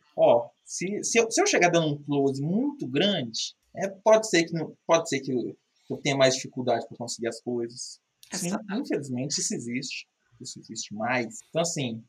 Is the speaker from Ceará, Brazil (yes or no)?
no; Minas Gerais, Brazil